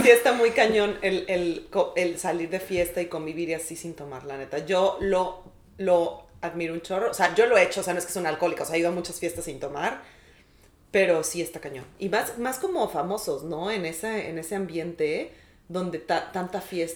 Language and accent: Spanish; Mexico; now in New York, United States; como mexicanos